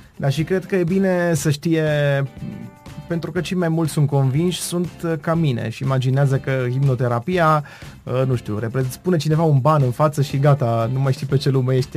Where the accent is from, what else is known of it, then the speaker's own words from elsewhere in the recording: Târnăveni, Mureș County, Romania; suntem în Târnăveni